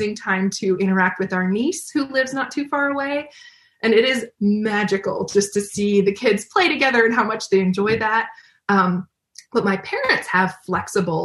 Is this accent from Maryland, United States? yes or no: yes; Maryland, United States; moved away as an adult; when we moved to Maryland, we were actually moving back home. We're both from the Maryland area, you know, different parts of Maryland